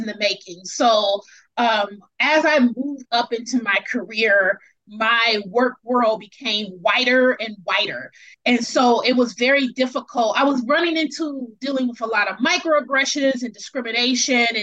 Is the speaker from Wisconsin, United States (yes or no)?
yes; Milwaukee, Wisconsin, United States; moved away as an adult; now in Seattle, United States; So I'm originally from Wisconsin, which is in the middle of the United States. It's the Midwest. It's very conservative. I'm from Milwaukee, which is a city in Wisconsin